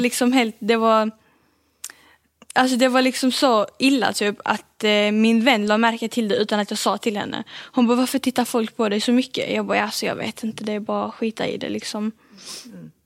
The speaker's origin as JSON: {"language": "Swedish", "town": "Malmö", "region": "Skåne", "country": "Sweden", "tie": "born or raised there", "said": "jag är född här i Sverige och eh, bor i Malmö"}